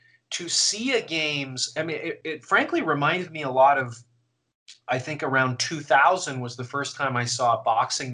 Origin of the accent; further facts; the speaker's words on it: Canada; I'm Canadian and was watching in Canada